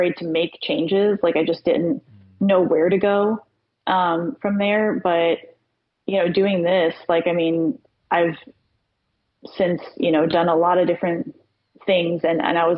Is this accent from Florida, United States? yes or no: yes; Florida, United States; moved away as an adult; now in Virginia, United States; I've been talking about leaving Florida since I was 15. I hate Florida. I don't like living there. I haven't ever, but again, always was too scared to, like, you know, jump out of that comfort zone, 'cause that was all I ever knew. My family was there.